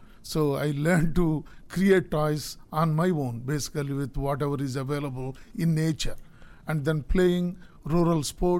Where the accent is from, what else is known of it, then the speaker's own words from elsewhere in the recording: India; now in United States; I am originally from India.